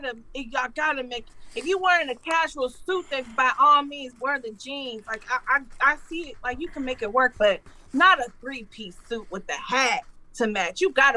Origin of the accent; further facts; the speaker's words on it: Detroit, Michigan, United States; I'm from Detroit, so I'm used to seeing men dressed like that with the hat